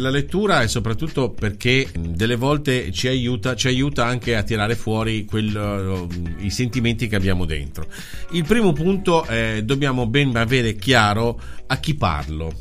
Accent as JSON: {"language": "Italian", "region": "Liguria", "country": "Italy", "accent": "Ligurian", "said": "in Liguria eh, il nostro dialetto, la nostra parlantina, che è riconoscibile in tutto il mondo"}